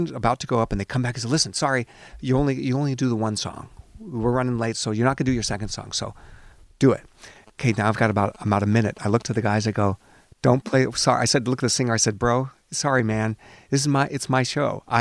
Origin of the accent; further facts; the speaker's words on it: Seattle, Washington, United States; you realize I'm Jewish and I'm from Seattle.